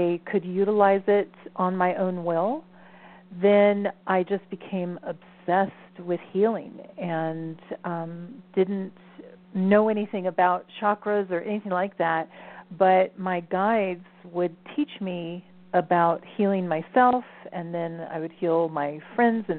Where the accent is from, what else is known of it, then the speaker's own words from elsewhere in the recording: the South, United States; also born or lived in Ohio; I was raised in the South